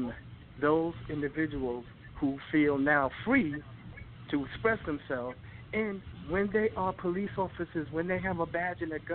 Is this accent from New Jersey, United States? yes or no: yes; Rahway, New Jersey, United States; I grew up in Raleigh and you know, small town in Jersey, and, you know, I was close to New York